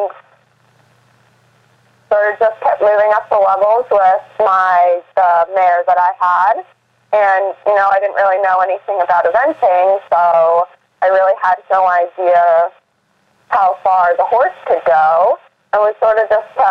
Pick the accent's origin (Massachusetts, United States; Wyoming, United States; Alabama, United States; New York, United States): Massachusetts, United States; Boston; I grew up in Boston, Massachusetts, in the city.